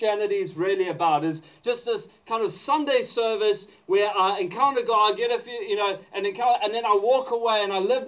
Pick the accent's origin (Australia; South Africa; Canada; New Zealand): South Africa; moved away; I grew up in South Africa